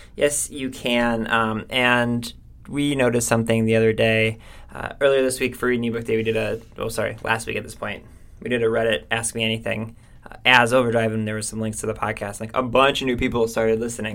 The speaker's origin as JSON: {"language": "English", "town": "Cleveland", "region": "Ohio", "country": "United States", "said": "we're from Cleveland"}